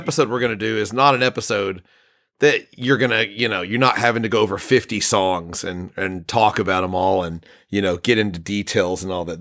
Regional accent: United States; I'm American

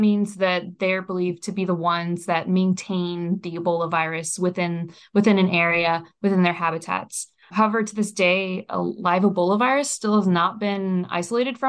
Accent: near Reston, Virginia, United States; in Reston, Virginia, which actually happens to be close to my hometown

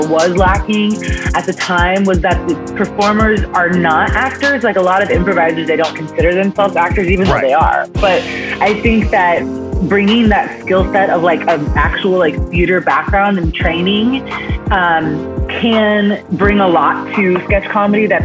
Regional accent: Kansas City, United States; moved away; also born or lived in Chicago; I'm originally from Kansas, City.

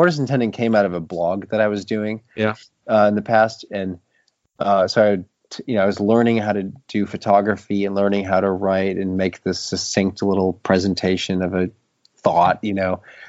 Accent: Appleton, Wisconsin, United States; now in Maine, United States; I grew up in Appleton, Wisconsin.

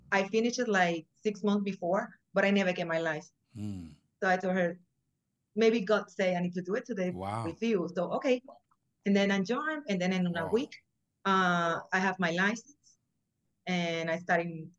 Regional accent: Puerto Rico; moved away as an adult; now in Florida, United States; I'm from Puerto Rico, so I came over here in 2014

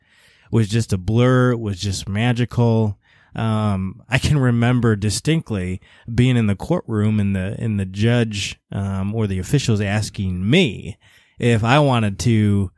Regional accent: Illinois, United States; I mean, Illinois, I mean, it's Illinois, right?

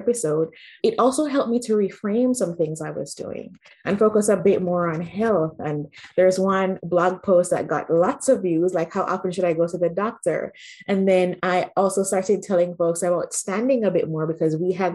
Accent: Jamaica; moved away as an adult; also born or lived in Manitoba, Canada; now in Canada; I grew up in Jamaica, had a great life

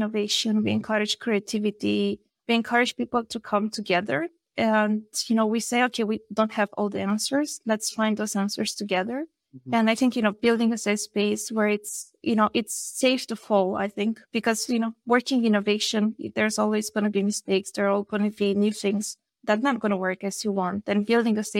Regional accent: Vrancea County, Romania; English is a second language; I'm from Vrancea, which is a wine region in Romania

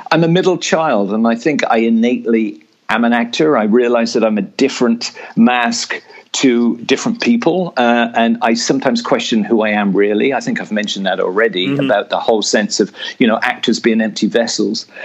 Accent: England, United Kingdom; growing up in England in the sixties and seventies, there were no drama programs in school.

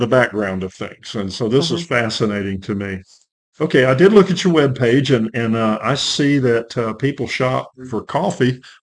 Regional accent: Prattville, Alabama, United States; Back in my hometown, Prattville, Alabama, we're just north of Montgomery, Alabama

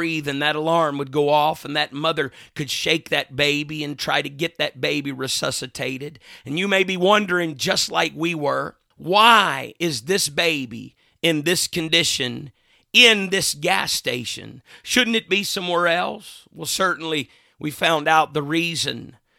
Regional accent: Mississippi, United States; Another time, my grandfather and I were going into the town that I grew up in Mississippi.

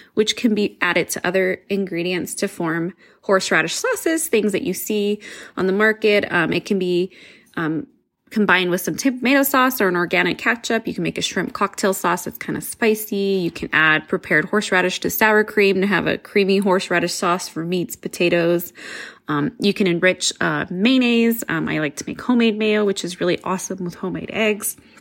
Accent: New Mexico, United States; I'm from New Mexico

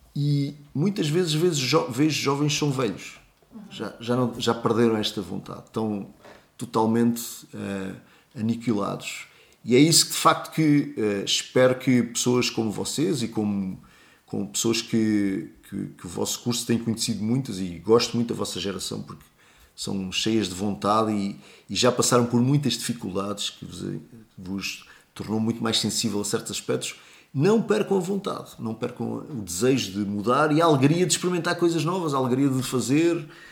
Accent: Portugal; até somos portugueses, gostamos muito de, de nos sentir portugueses

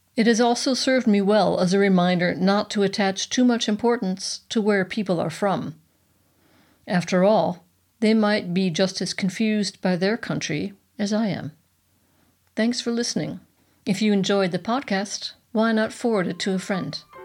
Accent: United States; moved away as an adult; also born or lived in Bavaria; now in Munich, Germany; As an American

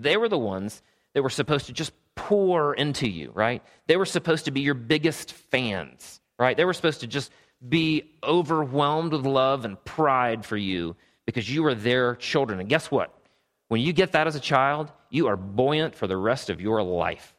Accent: Travelers Rest, South Carolina, United States; also born or lived in Greenville, South Carolina; I grew up in Travelers Rest, South Carolina.

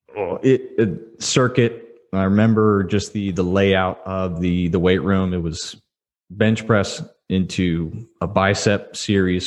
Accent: Houston, Texas, United States; I grew up in Houston area

